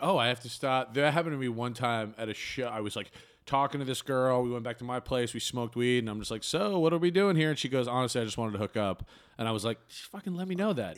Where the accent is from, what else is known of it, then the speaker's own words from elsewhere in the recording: Bangor, Maine, United States; now in Chicago, United States; I grew up in, uh, Maine